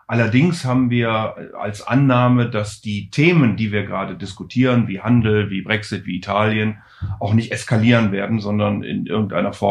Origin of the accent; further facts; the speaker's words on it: Rhineland, Germany; ich bin ja Rheinländer und von daher natürlich per se schon mal sozusagen mit Geburt Optimist